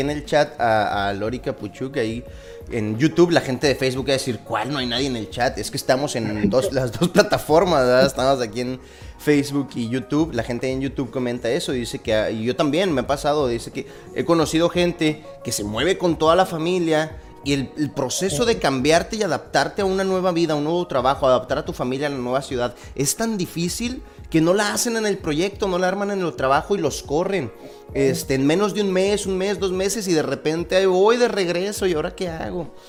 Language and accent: Spanish; Torreón, Coahuila, Mexico; moved away as an adult; also born or lived in Mexico City; yo soy originario de Torreón, Coahuila.